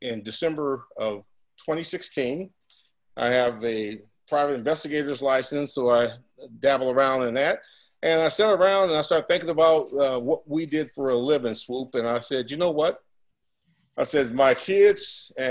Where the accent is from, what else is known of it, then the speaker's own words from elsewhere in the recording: Southern California, United States; I'm from Southern California